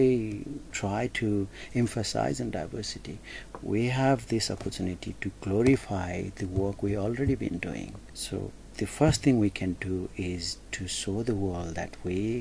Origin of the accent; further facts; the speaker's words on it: Nepal; now in Toowoomba, Australia; I come from Nepalese community background and I represent Nepalese community